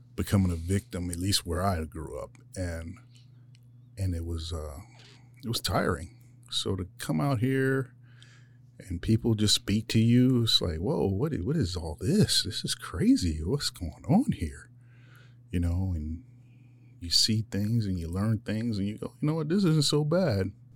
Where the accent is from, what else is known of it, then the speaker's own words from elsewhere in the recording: Philadelphia, Pennsylvania, United States; moved away as an adult; now in Yuma, United States; I grew up in Philadelphia